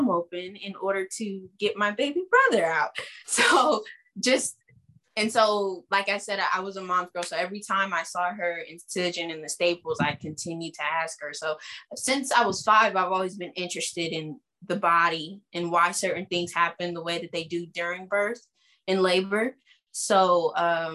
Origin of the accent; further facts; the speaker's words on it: Springfield, Ohio, United States; I was born and raised in Springfield, Ohio